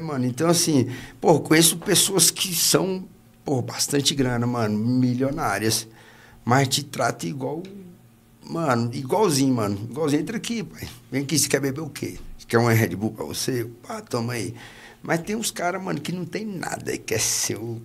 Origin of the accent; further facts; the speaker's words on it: Gama, Federal District, Brazil; Nasci aqui. Nasci no Gama